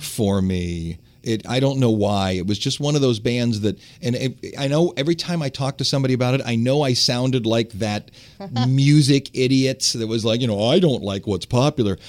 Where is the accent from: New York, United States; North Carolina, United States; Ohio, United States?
Ohio, United States; Cleveland; I grew up in Cleveland